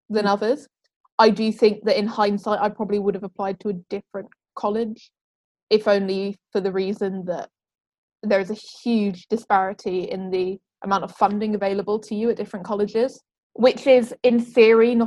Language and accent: English; Wales, United Kingdom; moved away as an adult; now in Cambridge, United Kingdom; I come from Wales